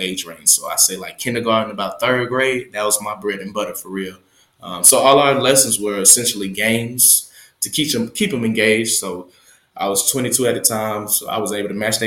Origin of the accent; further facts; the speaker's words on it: Atlanta, Georgia, United States; also born or lived in Smyrna, Georgia / Beijing; I'm born and raised in Atlanta, Georgia